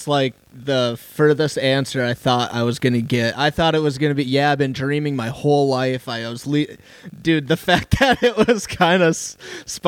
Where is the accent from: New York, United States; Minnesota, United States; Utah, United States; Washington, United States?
Minnesota, United States; Grand Rapids; I grew up in Grand Rapids, like an hour and a half away from Duluth.